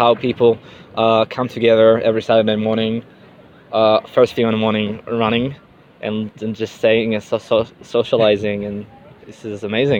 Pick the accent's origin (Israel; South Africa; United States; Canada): Israel; moved away as an adult; also born or lived in McLaren Vale, Australia; I'm from Israel.